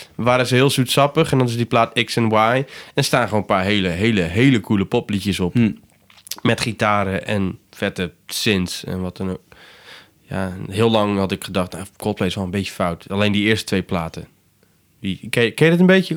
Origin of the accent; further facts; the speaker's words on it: Brielle, South Holland, Netherlands; ik kom van Brielen, dus van de eilanden